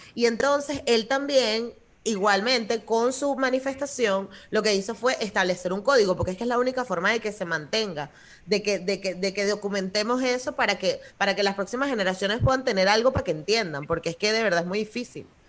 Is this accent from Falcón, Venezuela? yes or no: no; Guatire, Miranda, Venezuela; also born or lived in Caricuao; yo me crié en Guatire, fue donde crecí